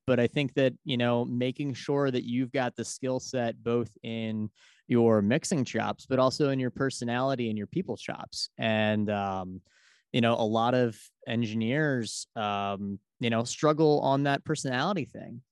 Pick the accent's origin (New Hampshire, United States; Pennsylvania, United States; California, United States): Pennsylvania, United States; Philadelphia; I'm from Philadelphia, Pennsylvania.